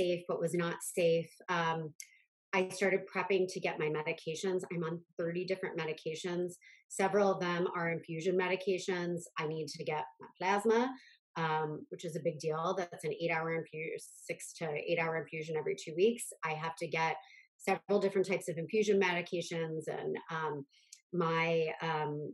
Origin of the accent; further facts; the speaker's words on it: Akron, Ohio, United States; moved away as an adult; now in New York, United States; I grew up close by in Akron